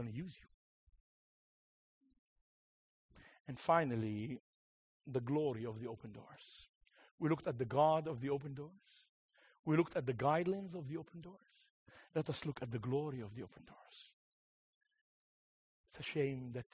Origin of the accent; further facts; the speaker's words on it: Beirut, Beirut Governorate, Lebanon; I was born in Beirut